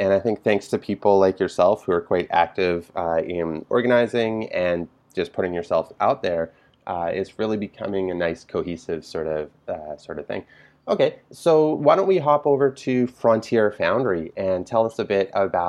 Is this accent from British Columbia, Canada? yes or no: yes; Vancouver, British Columbia, Canada; moved away; I'm originally from Vancouver myself, but I was away in 2004. I went away for, I guess about 10 or 11 years. And I came back in actually 2013.